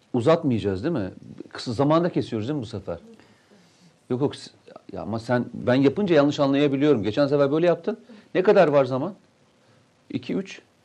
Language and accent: Turkish; Turkey; also born or lived in Tokat; Memleketimi Samsun'u söylerken, Tokat'ı söylerken çok mutlu hissederim